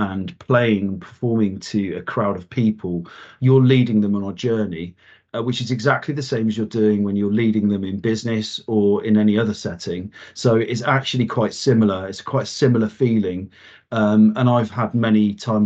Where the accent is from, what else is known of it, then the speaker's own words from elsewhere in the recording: Wiltshire, South West England, United Kingdom; I grew up in Wiltshire in the UK